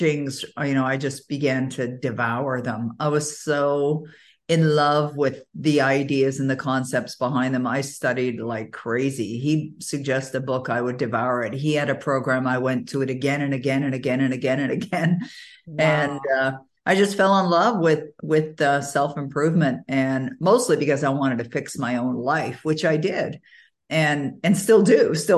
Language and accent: English; Toronto, Ontario, Canada; moved away as an adult; now in Ottawa, Canada; I was born and raised in Toronto, even though I live in Ottawa, Ontario now